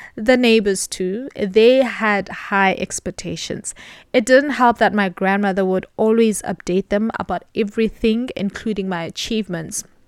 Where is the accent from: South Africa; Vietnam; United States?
South Africa; Mthatha, Eastern Cape; I was born in October, the year nineteen ninety-one, in a not so small city, M Tata, in the Eastern Cape.